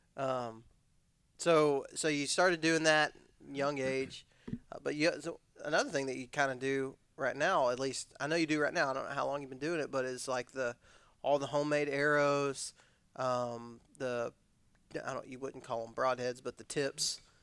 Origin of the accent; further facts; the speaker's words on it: Odessa, Texas, United States; moved away; I was from West Texas